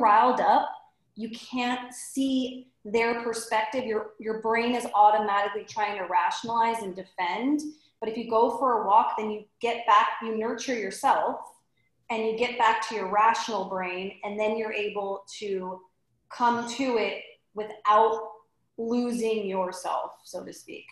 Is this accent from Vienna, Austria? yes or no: no; Salzburg, Austria; now in San Diego, United States; I am from Austria, from Salzburg, where Sound of Music was filmed, and I now live in San Diego